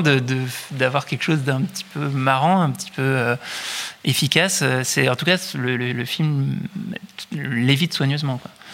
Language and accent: French; France; en tant que Français